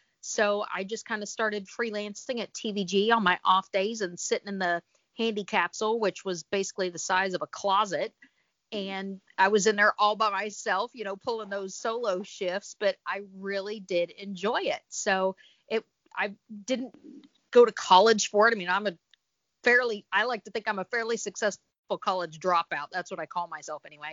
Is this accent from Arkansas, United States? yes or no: yes; Arkansas, United States; moved away as an adult; also born or lived in Los Angeles; I'm from Arkansas